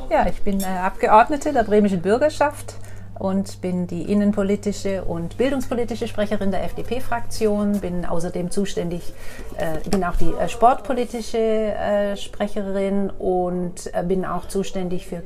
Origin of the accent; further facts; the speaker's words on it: Waldachtal, Baden-Württemberg, Germany; Ich, ich komme aus dem Waldachtal.